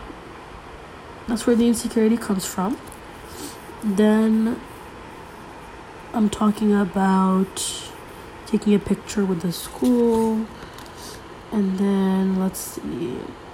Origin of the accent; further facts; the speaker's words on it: Canada; I'm Canadian.